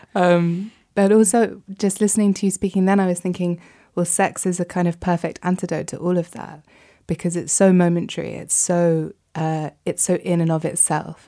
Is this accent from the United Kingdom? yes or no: yes; United Kingdom; for me as a Brit